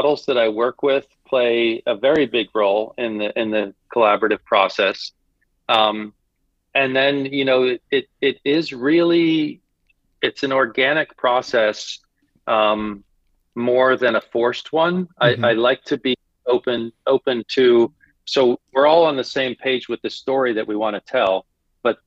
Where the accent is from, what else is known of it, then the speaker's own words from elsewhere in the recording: Florida, United States; moved away as an adult; now in Bangkok, Thailand; growing up in Florida, living in Thailand